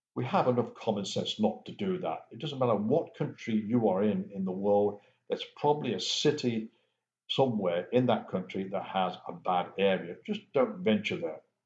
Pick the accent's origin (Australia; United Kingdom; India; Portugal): United Kingdom; England; Growing up in England